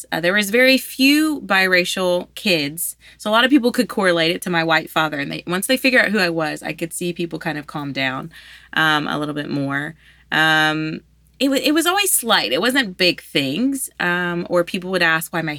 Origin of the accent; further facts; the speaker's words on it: Louisiana, United States; I'm from Louisiana. I'm from here.